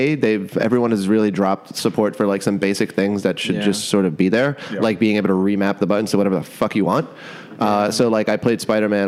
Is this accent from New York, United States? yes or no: yes; New York City, New York, United States; I am merely from Brooklyn.